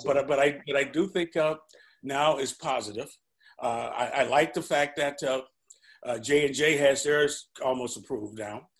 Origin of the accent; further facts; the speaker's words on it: St. Louis, Missouri, United States; I was born and raised in St. Louis